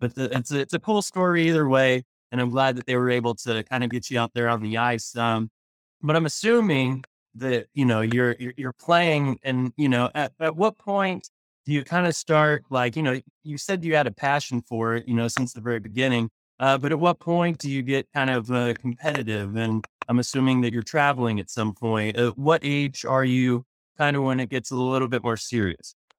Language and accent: English; Tulsa, Oklahoma, United States; moved away; I'm from Tulsa originally